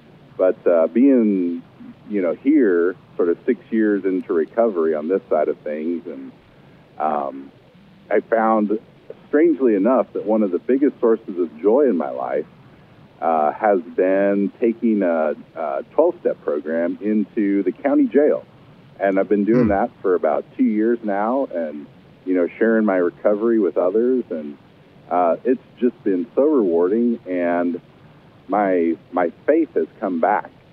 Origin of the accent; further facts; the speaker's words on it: Kansas City, United States; now in Lincoln, United States; I was raised in Kansas City and grew up in the Methodist Church there